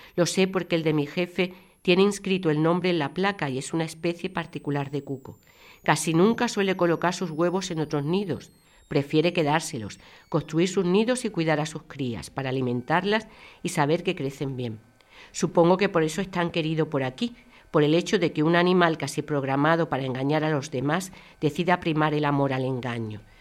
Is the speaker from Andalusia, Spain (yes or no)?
yes; Málaga, Andalusia, Spain; yo nací en Málaga